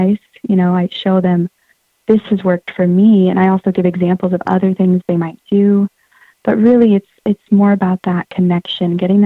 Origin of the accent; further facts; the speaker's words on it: Santa Cruz, California, United States; I grew up in Santa Cruz